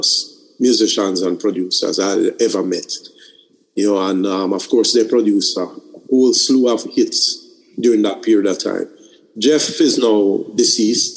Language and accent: English; Jamaica